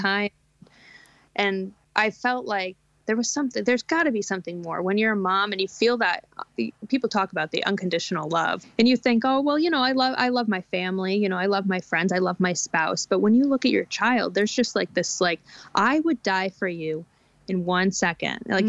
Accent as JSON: {"language": "English", "region": "New York", "country": "United States", "tie": "born or raised there", "moved": "yes", "lives_now": "American Midwest, United States", "said": "Where I grew up in the Northeast, you know, homeschooling is just not a thing"}